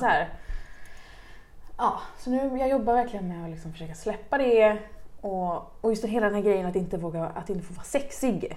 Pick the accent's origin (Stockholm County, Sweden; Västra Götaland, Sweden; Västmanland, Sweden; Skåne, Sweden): Västra Götaland, Sweden; Uddevalla; det är där jag kommer ifrån